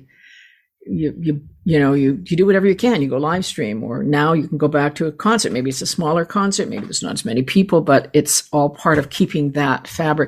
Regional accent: Canada; as a Canadian

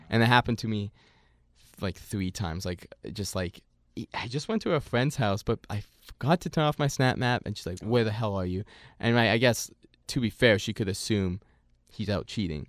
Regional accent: Canada; here in Canada

